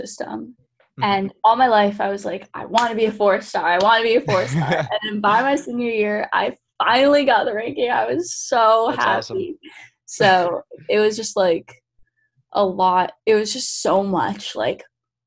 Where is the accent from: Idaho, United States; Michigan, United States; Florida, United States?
Florida, United States; West Palm Beach; moved away; I'm from West Palm in Florida